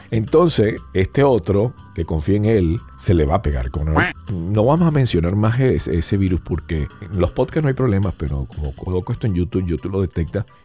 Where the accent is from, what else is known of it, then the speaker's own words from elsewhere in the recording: United States; yo, siendo americano, no me pongo la vacuna china